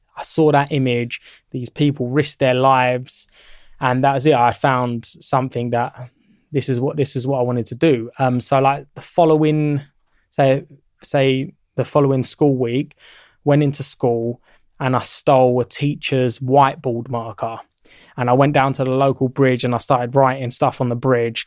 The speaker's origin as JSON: {"language": "English", "town": "Sutton", "region": "London", "country": "United Kingdom", "tie": "born or raised there", "said": "where I grew up in Sutton is Surrey, but it's still the London borough of Sutton, and it basically borders southwest London"}